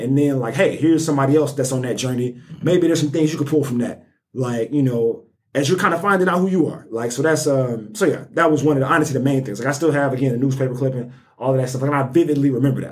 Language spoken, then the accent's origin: English; Birmingham, Alabama, United States; I'm from Birmingham, born and raised um, Nigerian American.